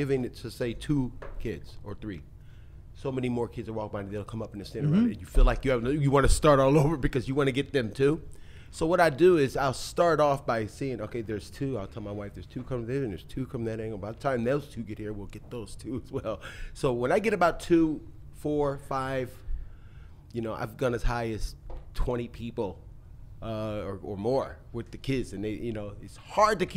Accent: Philadelphia, Pennsylvania, United States; also born or lived in Frankfurt, Germany / Los Angeles; now in Philippines; I am from Philadelphia, born in Germany

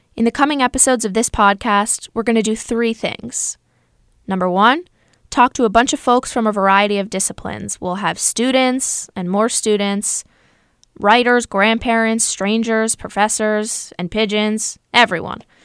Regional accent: New York City, New York, United States; I'm from New York City.

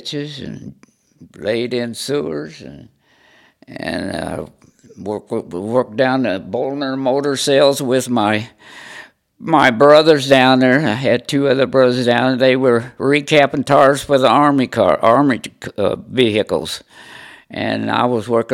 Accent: Connersville, Indiana, United States; I live here in Connersville. And my family have been born here and live here all my life

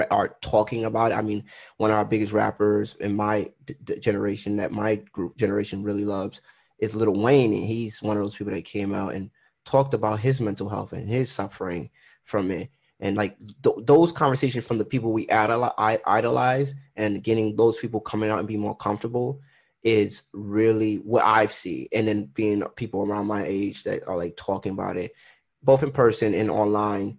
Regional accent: Trinidad & Tobago; I'm Trinidadian

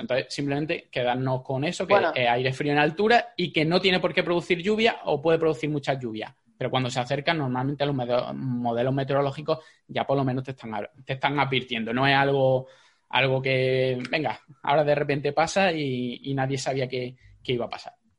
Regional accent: Jaén, Andalusia, Spain; yo soy de Jaén

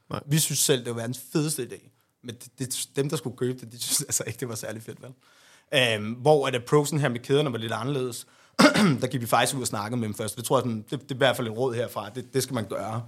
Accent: Hasselager, Central Denmark Region, Denmark; der boede jeg faktisk hos mine forældre øh, ude i Harsgaard by, hvor jeg er fra

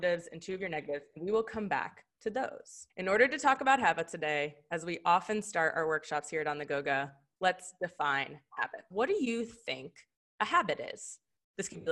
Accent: Philadelphia, Pennsylvania, United States; we're from Philly

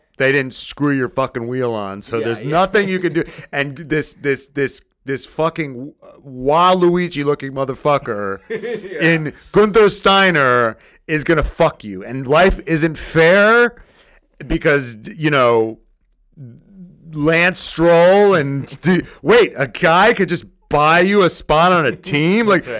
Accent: United States; as an American who doesn't know shit

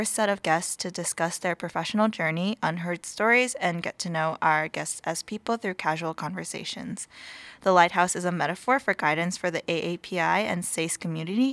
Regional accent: Torrance, California, United States; moved away as an adult; now in Massachusetts, United States; I am from Torrance, California, which is around like a 40-minute drive from

